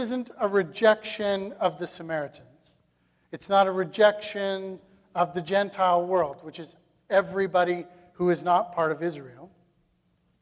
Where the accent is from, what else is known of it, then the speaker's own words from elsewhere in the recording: Canada; as Canadian Christians